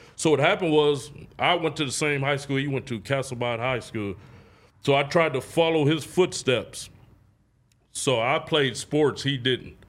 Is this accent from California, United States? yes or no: yes; Oakland, California, United States; I grew up on ninety-eighth and East Street, drug street.